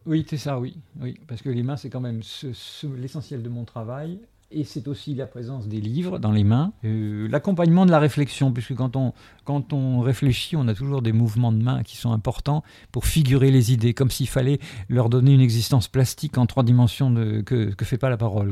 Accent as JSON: {"language": "French", "country": "Algeria", "tie": "born or raised there", "moved": "yes", "lives_now": "France", "said": "je suis né en Algérie notamment, et je suis venu en France en 63"}